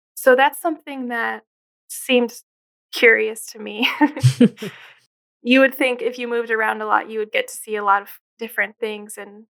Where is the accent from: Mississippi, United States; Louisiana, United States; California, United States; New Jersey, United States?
New Jersey, United States; also born or lived in Philadelphia area / Chicago area; now in Syracuse, United States; I grew up in New Jersey, and then my family moved around a bit to these different suburbs.